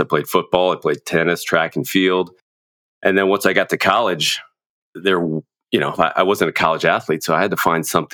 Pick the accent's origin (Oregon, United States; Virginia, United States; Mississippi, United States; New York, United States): Virginia, United States; Virginia area around D.C., United States; also born or lived in Washington, D.C.; I'm from Washington, D.C. I was born there. I grew up in the Virginia area around D.C.